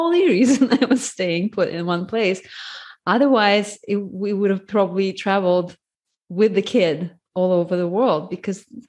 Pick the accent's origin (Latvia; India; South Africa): Latvia; moved away as an adult; also born or lived in United States; I was born in Latvia. It's a former USSR republic